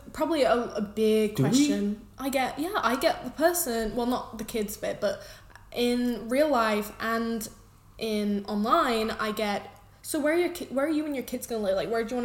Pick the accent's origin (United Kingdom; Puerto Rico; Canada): United Kingdom; We're all pretty much British anyway, but if we're half something, we probably won't tell you. Like, I'm half Welsh